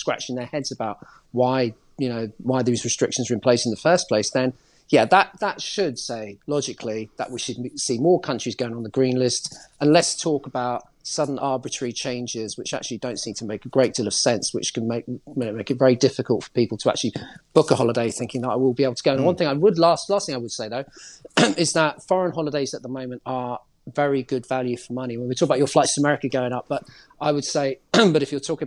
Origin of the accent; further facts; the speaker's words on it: London, United Kingdom; I'm a Londoner